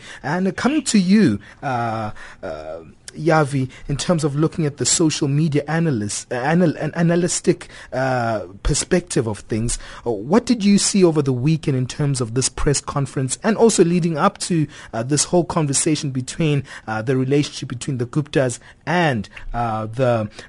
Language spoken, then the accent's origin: English; South Africa; We're proudly South African, and we're proudly to say, hey, we love this continent of ours.